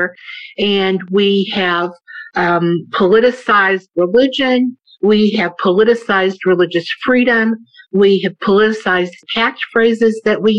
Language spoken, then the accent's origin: English; the South, United States; I grew up in the South